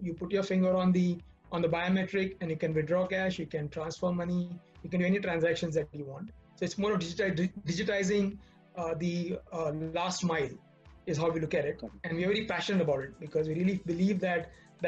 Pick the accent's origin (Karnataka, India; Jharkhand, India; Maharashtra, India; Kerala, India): Maharashtra, India; Mumbai; Born and brought up in Mumbai. Been here since my birth